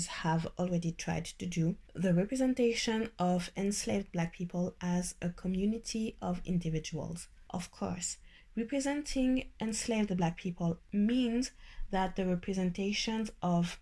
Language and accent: English; Guadeloupe; I'm from Guadeloupe